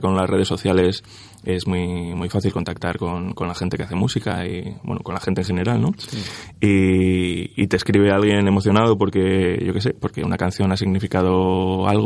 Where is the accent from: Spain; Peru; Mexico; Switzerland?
Switzerland; born there; Yo nací en Suiza, mis padres tuvieron que emigrar, como tantísima gente, para, para buscarse la vida.